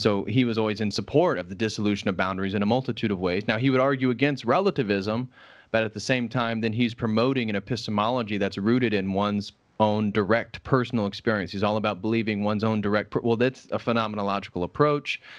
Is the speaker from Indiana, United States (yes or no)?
yes; Indiana, United States; moved away; also born or lived in Illinois; I grew up in Indiana, which is a fairly conservative state in the United States.